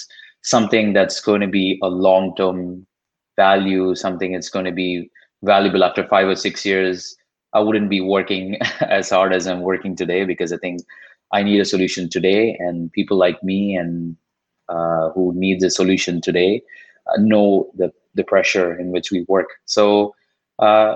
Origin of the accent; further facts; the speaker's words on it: Chennai, Tamil Nadu, India; first language Tamil; English is a second language; moved away as an adult; now in United States; I'm from Chennai. I spent pretty much all my life in Chennai before coming here